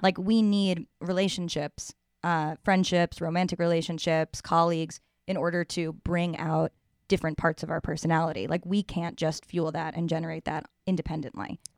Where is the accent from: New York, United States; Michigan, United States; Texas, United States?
New York, United States; From one New Yorker to another